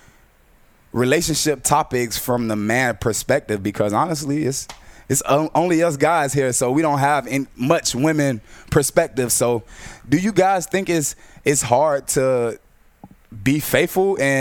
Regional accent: Miami, Florida, United States; I'm from Miami, Florida

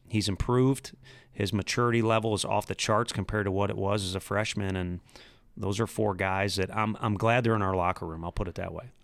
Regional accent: St. Louis, Missouri, United States; I'm from Saint Louis. You have to respect the Cardinals, especially when you grow up

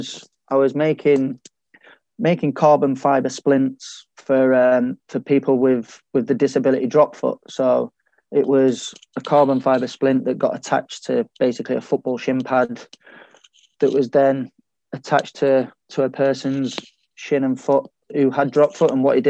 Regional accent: Sheffield, Yorkshire and the Humber, United Kingdom; I wouldn't say it was any different to a lot of my mates who are not from Sheffield or anything like that.

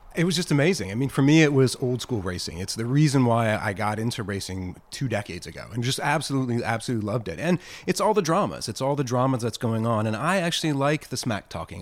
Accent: Virginia, United States; now in Oregon, United States; I'm a Southern kid. I grew up in Virginia

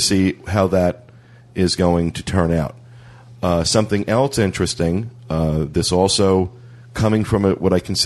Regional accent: New Jersey, United States; now in Florida, United States; I come from New Jersey

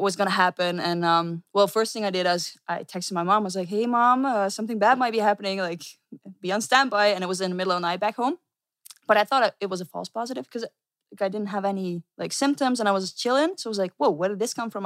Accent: Netherlands; I'm from the Netherlands.

